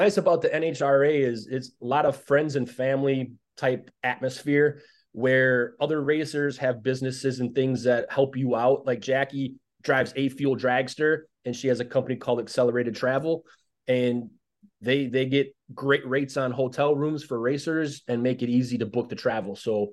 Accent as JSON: {"language": "English", "town": "Chicago", "region": "Illinois", "country": "United States", "tie": "born or raised there", "said": "my hometown"}